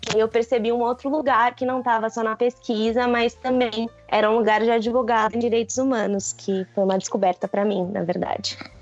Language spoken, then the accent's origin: Portuguese; interior of Paraná, Brazil; moved away; eu venho de uma cidade de, do interior do Paraná, então uma cidade bem conservadora